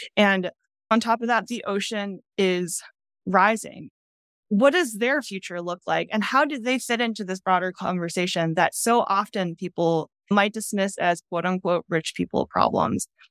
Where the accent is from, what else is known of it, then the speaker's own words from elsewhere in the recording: outside of Boston, Massachusetts, United States; moved away; I grew up outside of Boston